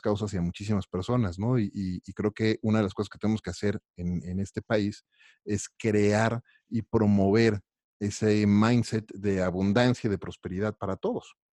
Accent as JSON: {"language": "Spanish", "country": "Mexico", "said": "como mexicano"}